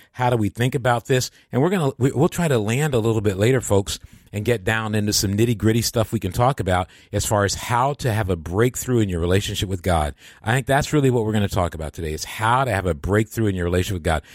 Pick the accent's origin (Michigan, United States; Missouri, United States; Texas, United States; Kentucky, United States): Michigan, United States; I come from Michigan